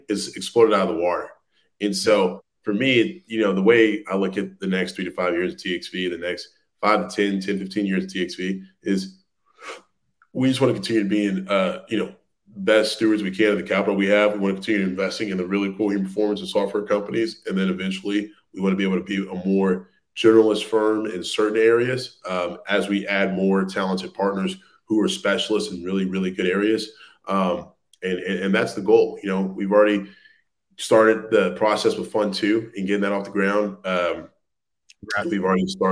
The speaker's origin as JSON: {"language": "English", "region": "Louisiana", "country": "United States", "said": "I'm originally from Louisiana"}